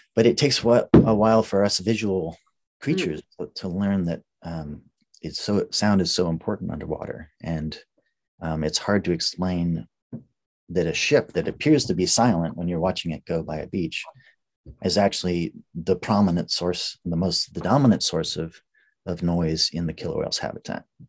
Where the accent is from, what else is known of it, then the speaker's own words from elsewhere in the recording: Colorado, United States; now in Seattle, United States; I grew up in Colorado where there haven't been oceans for many millions of years.